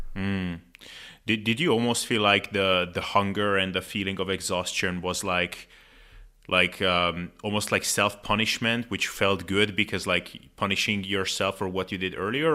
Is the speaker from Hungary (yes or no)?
yes; Hungary; I'm from Hungary